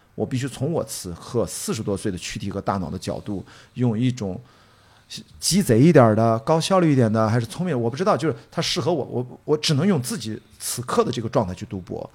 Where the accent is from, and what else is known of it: Qingdao, Shandong, China; born or raised there